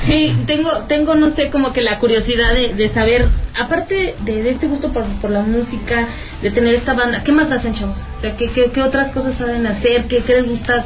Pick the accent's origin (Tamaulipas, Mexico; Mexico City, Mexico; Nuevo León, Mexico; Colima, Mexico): Colima, Mexico; moved away as an adult; now in León, Mexico; no soy de León por ejemplo soy de Colima y vine aquí hace tres años